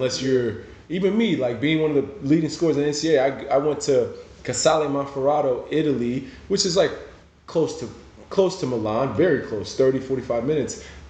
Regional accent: Nigeria; now in United States; You know, growing up in Nigeria, you can't explain to somebody who hasn't been to Africa the joy that the people there have.

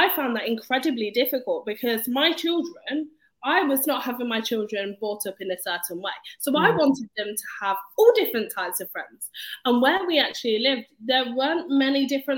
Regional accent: Leicester, East Midlands, United Kingdom; I was brought up in Leicester

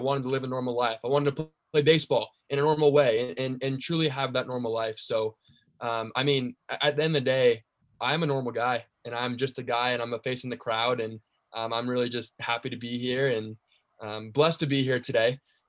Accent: Arizona, United States; I'm born and raised in Arizona.

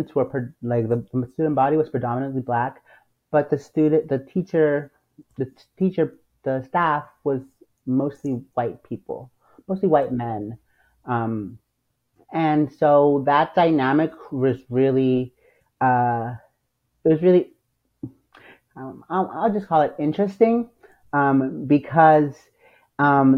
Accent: Virginia, United States; born or raised there; also born or lived in San Salvador, El Salvador / New Jersey; now in Washington, D.C., United States

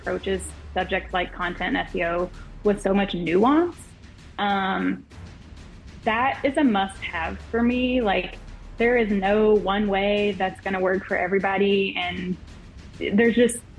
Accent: Louisiana, United States; the Alexandria Zoo. And this is a zoo that is very close to my hometown

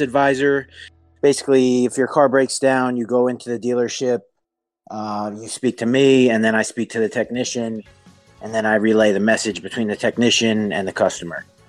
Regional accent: New Jersey, United States; I'm from New Jersey in America

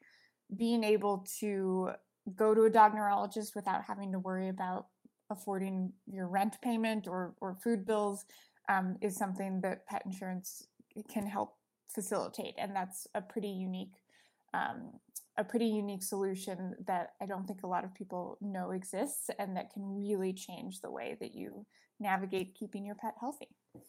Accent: Colorado, United States; moved away; also born or lived in New York; I grew up in Colorado.

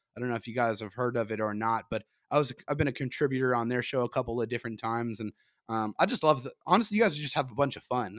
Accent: San Diego, California, United States; I'm born and raised in San Diego

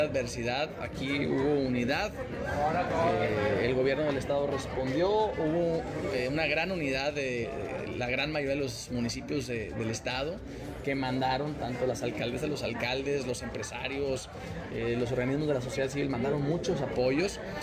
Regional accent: northern Mexico, Mexico; como buenos norteños, que aquí pues, salimos adelante

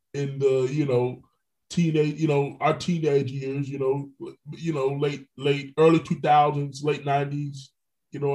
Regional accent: New York, United States; now in Orlando, United States; I was born in New York

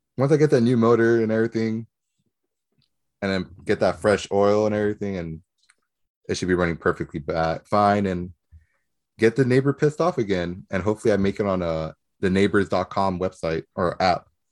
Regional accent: Nicaragua; moved away; Where I'm from, I'm from Nicaragua.

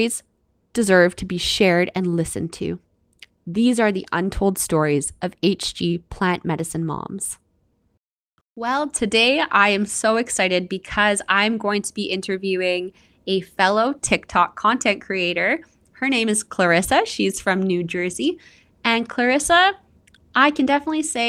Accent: Canada; I'm your Canadian host

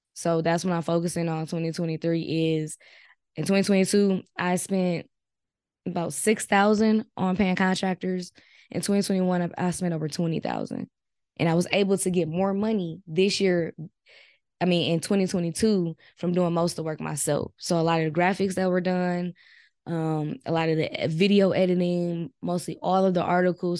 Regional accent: Milwaukee, Wisconsin, United States; I'm from Milwaukee, Wisconsin, and I'm twenty-six years old.

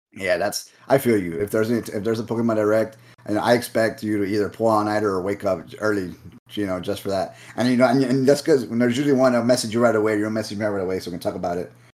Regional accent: Rio Grande Valley, South Texas, United States; we're from the Valley, again, South Texas

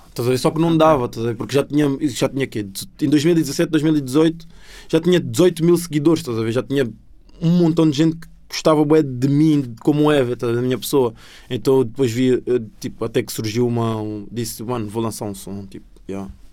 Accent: Sintra line, Lisbon, Portugal; born or raised there; accent: sotaque da linha de Sintra; also born or lived in Angola; now in Cascais, Portugal

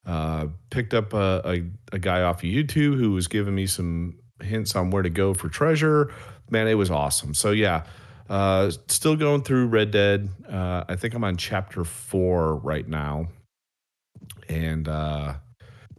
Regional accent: Wisconsin, United States; now in the South, United States; I'm actually from Wisconsin

